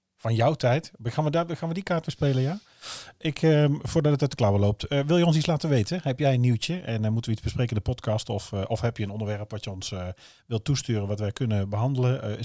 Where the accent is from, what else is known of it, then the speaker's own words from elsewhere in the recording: North Brabant, Netherlands; now in Oosterhout, Netherlands; wij natuurlijk eh, gewoon eh, van beneden de, beneden de rivieren zijn.